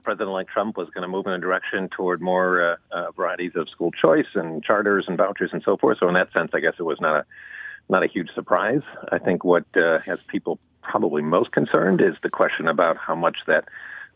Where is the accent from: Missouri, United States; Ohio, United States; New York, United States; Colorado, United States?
New York, United States; I'm actually a New Yorker